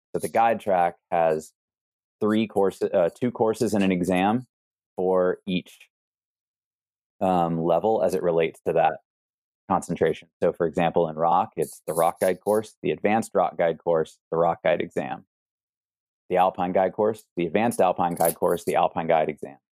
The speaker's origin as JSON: {"language": "English", "region": "East Coast", "country": "United States", "tie": "born or raised there", "moved": "yes", "said": "growing up on the East Coast"}